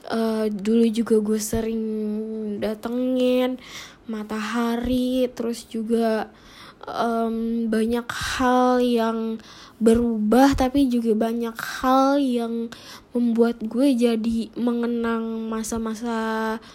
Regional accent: Cibinong, West Java, Indonesia; kalau dulu di daerah gue di Cibinong ini tuh belum ada mall, belum ada Cibinong yang City Mall, belum ada, belum ada Cibinong Square, belum ada.

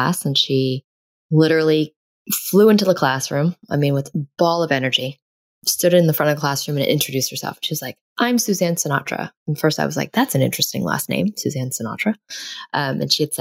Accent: New York City, New York, United States; born or raised there

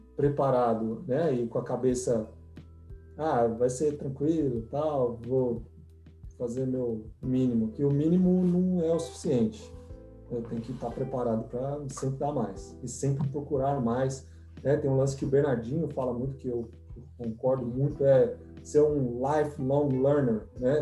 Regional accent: São Paulo, Brazil; moved away as an adult; also born or lived in Nebraska; now in United States; Eu sou de São Paulo, uma cidade de 15 milhões de habitantes

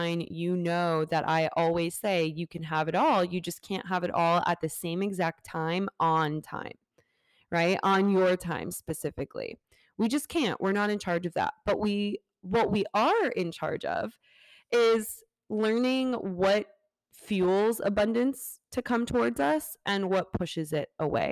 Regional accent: Fort Lauderdale, Florida, United States; moved away as an adult; that's my hometown. That is where I'm from, born and raised up to 18

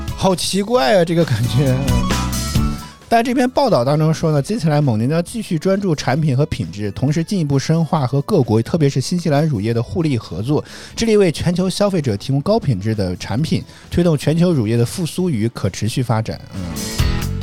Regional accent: Henan, China; 像我们在河南

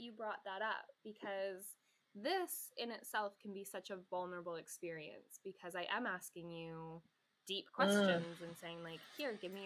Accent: Canada; I'm Canadian

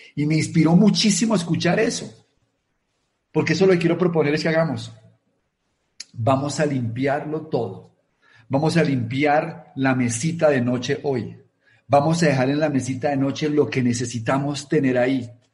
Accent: Colombia

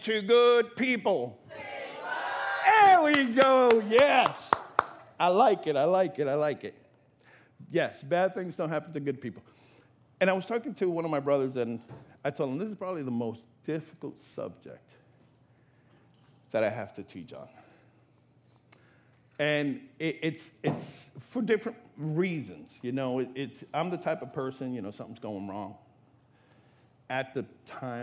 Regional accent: New York, United States; now in Florida, United States; I'm from New York

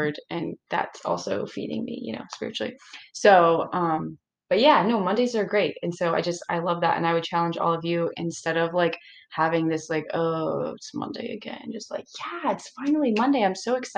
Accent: St. Petersburg, Florida, United States; I'm from St. Pete

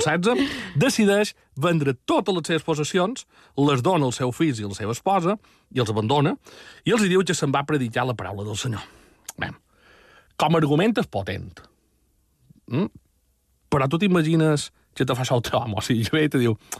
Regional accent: Majorca, Balearic Islands, Spain

